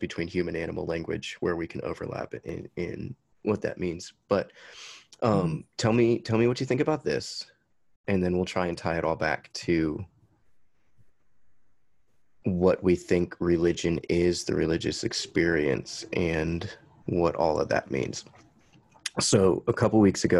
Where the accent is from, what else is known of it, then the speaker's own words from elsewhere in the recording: Huntsville, Alabama, United States; the house we grew up in Huntsville, Alabama